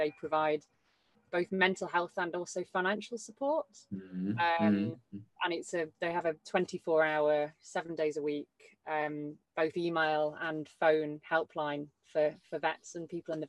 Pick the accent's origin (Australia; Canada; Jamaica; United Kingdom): United Kingdom; Liverpool, North West England; I'm from Liverpool. I love the city. I grew up there. I have worked there for many years and I love it as a city.